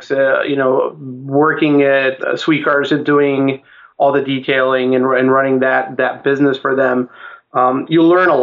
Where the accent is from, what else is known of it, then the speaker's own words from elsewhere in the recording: Chicago, Illinois, United States; I'm originally from Chicago, Illinois